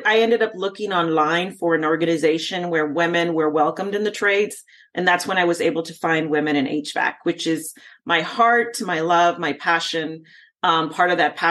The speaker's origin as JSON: {"language": "English", "region": "Texas", "country": "United States", "said": "I'm from Texas"}